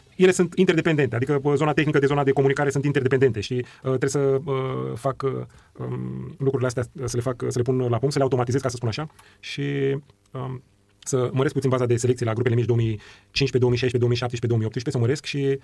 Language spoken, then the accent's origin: Romanian; Bucharest, Romania; eu am crescut în, uh, în Ghencea